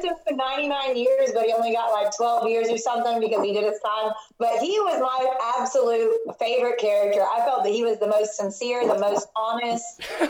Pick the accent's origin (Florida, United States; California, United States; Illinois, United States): Florida, United States; Palm Beach County, South; I grew up down in South Florida, like Palm Beach County area.